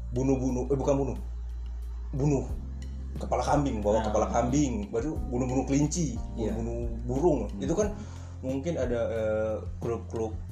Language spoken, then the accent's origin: Indonesian; Purworejo, Central Java, Indonesia; Orang Baltim, dia orang Guruman, kita orang Purworejo.